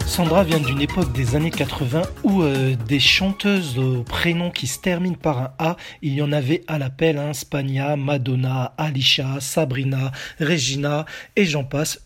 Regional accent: France; chez nous en France

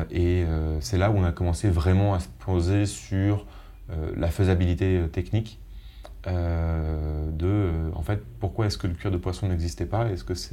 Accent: Lyon, Auvergne-Rhône-Alpes, France; born there; Après, moi, il se trouve que je suis né à Lyon.

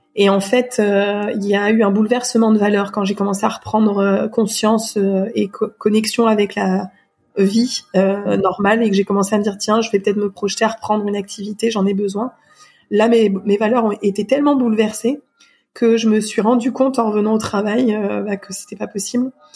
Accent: Surgères, Nouvelle-Aquitaine, France; J'ai grandi dans une euh, ville qui s'appelle Surgère, en Charente-Maritime, près de La Rochelle, euh, de 6 ans à 19 ans

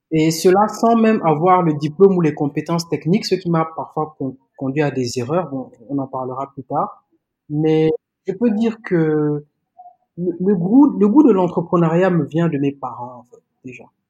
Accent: Gabon; moved away as an adult; now in Senegal; J'ai grandi au Gabon. Donc, j'ai passé 18 ans de ma vie là-bas. Je suis né au Gabon de parents sénégalais

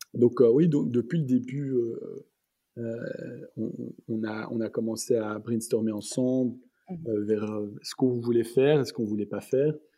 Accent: Antwerp, Flanders, Belgium; moved away as an adult; also born or lived in Brussels / California; je suis né à Anvers. Mes parents euh, ont, toujours vécu à Anvers, donc je, suis né là-bas et j'ai mhm. étudié là-bas euh, jusqu'à mes secondaires

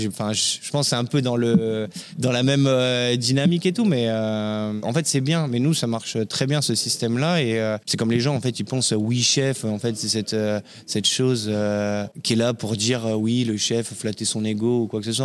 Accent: Compiègne, Hauts-de-France, France; also born or lived in La Garenne-Colombes / Courbevoie; now in Paris, France; je suis né en banlieue parisienne à la Garenne-Colombe dans le 92 exactement. J'ai grandi à Courbevoie avec mes parents et la vie a fait que j'ai perdu ma maman à l'âge de 6 ans et mon père qui travaillait dans la région parisienne a décidé de s'installer, de faire un départ euh, en Picardie, à Compiègne

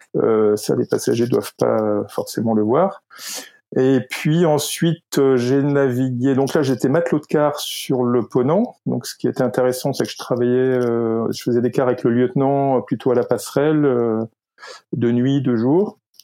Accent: Lyon, Auvergne-Rhône-Alpes, France; moved away; also born or lived in Paris / Nantes; je suis né à Lyon

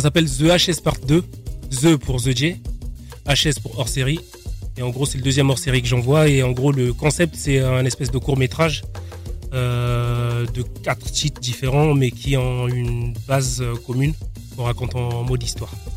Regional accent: Brazzaville, Republic of the Congo; moved away; Je suis né à Brazzaville

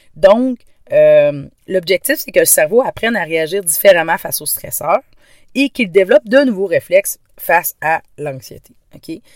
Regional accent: Quebec, Canada; accent: Québécois; Je viens du Québec. Donc oui, ne vous étonnez pas. Cet accent est bien un accent québécois.

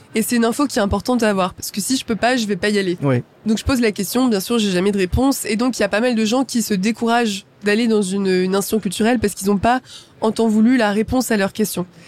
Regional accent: Champs-sur-Marne, Île-de-France, France; je viens de Champs-sur-Marne. Champs-sur-Marne, c'est une ville en, Seine-et-Marne, donc en, en, banlieue parisienne. Et donc j'ai grandi là-bas

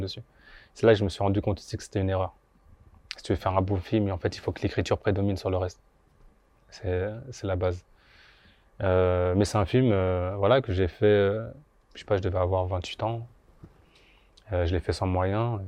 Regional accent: Bondy, Île-de-France, France; also born or lived in Guadeloupe; moi j'ai grandi à Bondy principalement. J'habitais aussi en Guadeloupe un peu, mais j'ai principalement grandi à Bondy

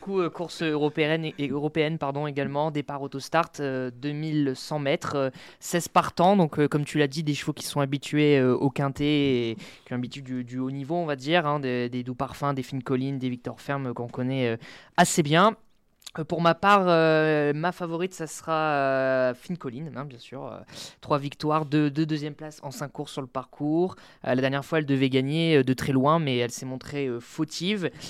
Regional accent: Nord, Hauts-de-France, France; je suis du Nord

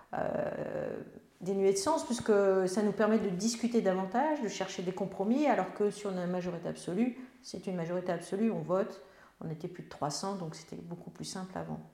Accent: Melun, Île-de-France, France; je suis née à Melun, il y a un temps certain

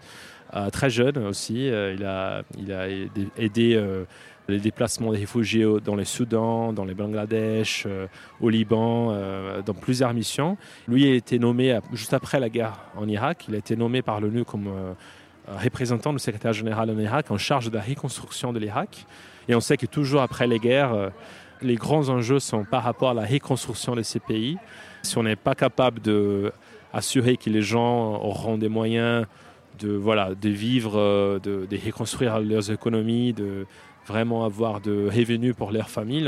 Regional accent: Brazil; French is a second language; moved away as an adult; now in Paris, France; je suis brésilien

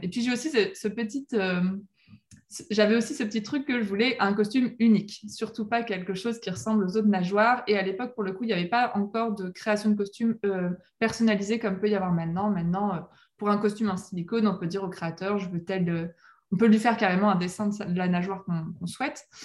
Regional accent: La Rochelle, Nouvelle-Aquitaine, France; je suis née à La Rochelle au bord, de la mer

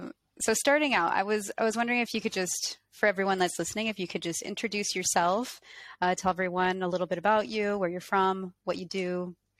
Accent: Colorado, United States; I'm not from France, I'm from Colorado

